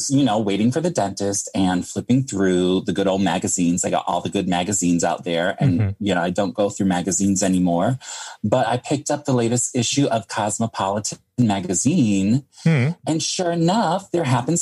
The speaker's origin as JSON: {"language": "English", "town": "New York City", "region": "New York", "country": "United States", "moved": "yes", "lives_now": "Los Angeles, United States", "said": "I'm a New Yorker"}